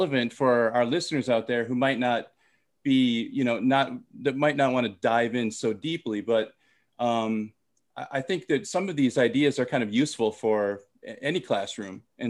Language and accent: English; Minnesota, United States; also born or lived in Thailand; I'm from Minnesota